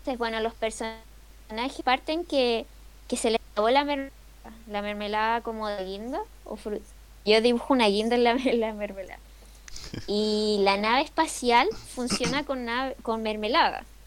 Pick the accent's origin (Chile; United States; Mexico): Chile; acá en Chile